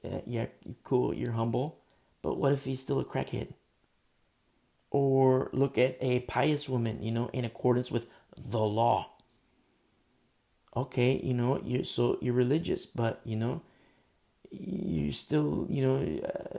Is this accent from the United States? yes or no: yes; United States; I'm American